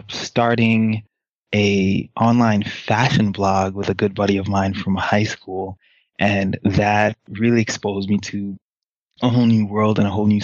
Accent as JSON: {"language": "English", "region": "New York", "country": "United States", "tie": "born or raised there", "also_born_or_lived": "Haiti", "said": "I was raised in a single-parent home with two older sisters by a mom who is spectacular, as all people would say that their mom is. But I'll say that my mom was particularly spectacular, worked very, very hard to provide for us in New York"}